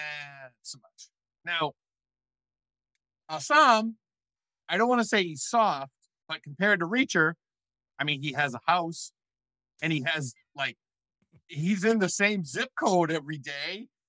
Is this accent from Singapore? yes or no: no; Ireland; I mean, I wouldn't go too hard on the Irish because I am Irish.